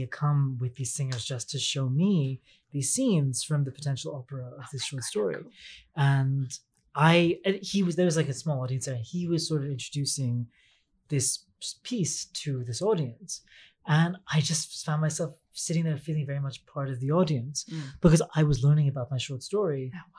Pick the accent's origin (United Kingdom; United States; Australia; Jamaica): United Kingdom; I am a British librettist. He's making one of my short stories.